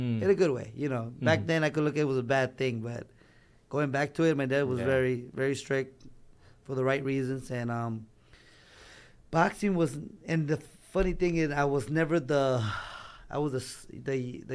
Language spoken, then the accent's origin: English; Los Angeles, California, United States; I was born in East LA. But raised in the Valley most of my life